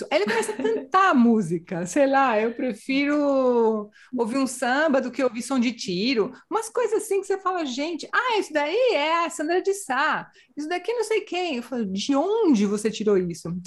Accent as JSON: {"language": "Portuguese", "area": "border with Uruguay", "region": "Rio Grande do Sul interior", "country": "Brazil", "moved": "as an adult", "lives_now": "Spain", "said": "sou do interior, fronteira com o Uruguai."}